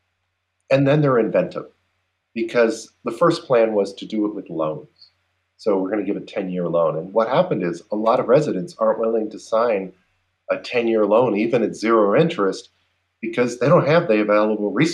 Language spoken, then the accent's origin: English; Cincinnati, Ohio, United States; Cincinnati, also my hometown.